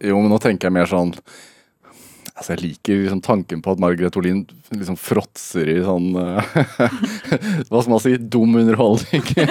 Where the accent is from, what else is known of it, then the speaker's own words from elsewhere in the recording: Østfold, Norway; Vi som har vokst opp på, i Østfold eller på Østlandet